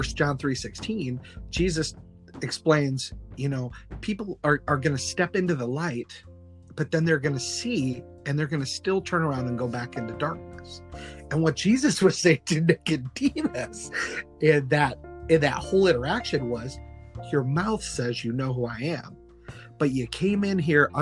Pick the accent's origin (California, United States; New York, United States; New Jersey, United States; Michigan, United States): Michigan, United States; Kalamazoo; moved away; my hometown, Kalamazoo, Michigan